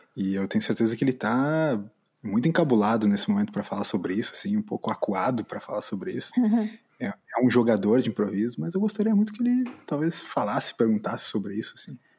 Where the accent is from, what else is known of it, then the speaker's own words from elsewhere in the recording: Brazil; a gente, como brasileiro